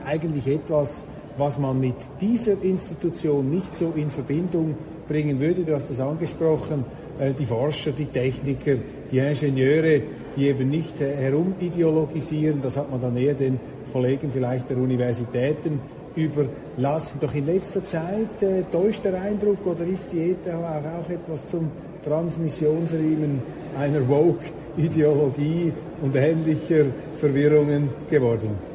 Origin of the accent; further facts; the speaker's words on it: Switzerland; Wir Schweizer